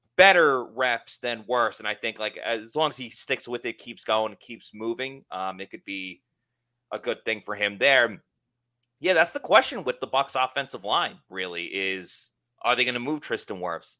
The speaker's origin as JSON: {"language": "English", "area": "Long Island", "region": "New York", "country": "United States"}